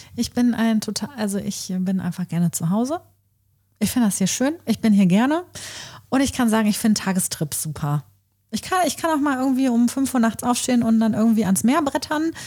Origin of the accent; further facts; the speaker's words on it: Coesfeld, North Rhine-Westphalia, Germany; moved away as an adult; also born or lived in Essen; wenn man mich gefragt hat, und woher kommst du? Und ich gesagt habe, ja, aus Großfeld